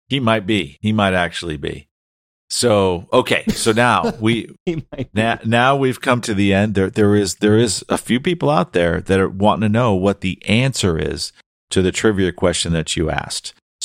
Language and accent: English; Boston, Massachusetts, United States; I grew up in Boston. I'm a lifelong Boston fan.